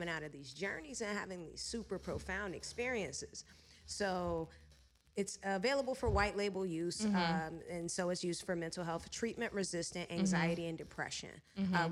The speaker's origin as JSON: {"language": "English", "area": "Chesterfield County", "region": "Virginia", "country": "United States", "also_born_or_lived": "Atlanta, Georgia", "moved": "as an adult", "lives_now": "Los Angeles, United States", "said": "I went back home to Virginia. I'm originally from Virginia. Shout out to the 804"}